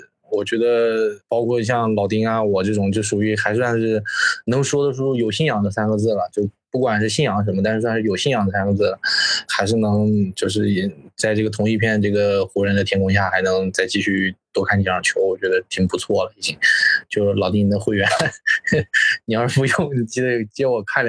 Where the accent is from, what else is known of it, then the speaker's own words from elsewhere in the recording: Jiangxi, China; now in Shenzhen, China; 我江西人，